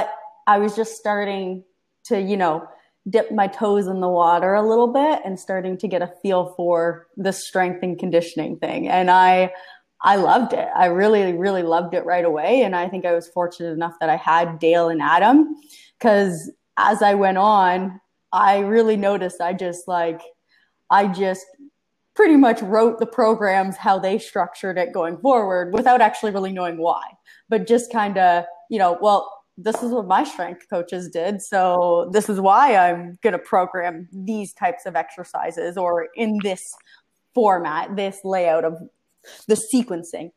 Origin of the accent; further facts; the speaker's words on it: Canada; I grew up in Canada